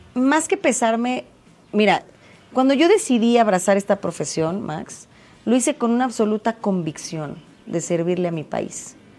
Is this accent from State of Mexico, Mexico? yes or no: yes; State of Mexico, Mexico; los mexiquenses somos mexicanos dos veces